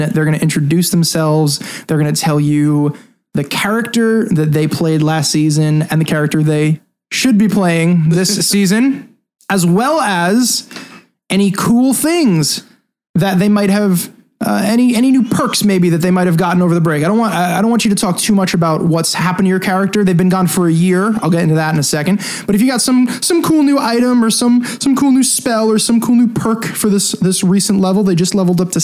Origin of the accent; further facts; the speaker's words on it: Long Island, New York, United States; We're five guys from Long Island